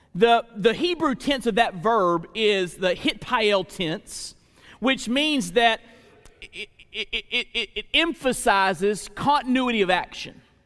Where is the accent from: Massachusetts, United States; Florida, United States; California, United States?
Florida, United States; Perry; I was growing up in Burton Baptist Church in Perry, Florida